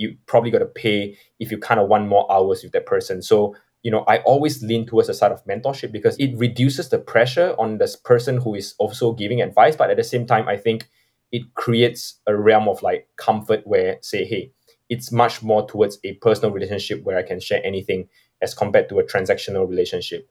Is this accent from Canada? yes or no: no; Singapore; I'm from Singapore